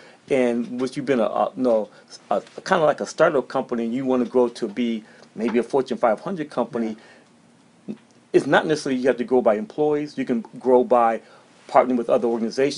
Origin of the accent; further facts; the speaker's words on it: St. Paul, Minnesota, United States; now in Atlanta, United States; I'm originally from St. Paul, Minnesota, and I graduated from Clark Atlanta University here in Atlanta. And I left, and then I came back to Atlanta about 25 years ago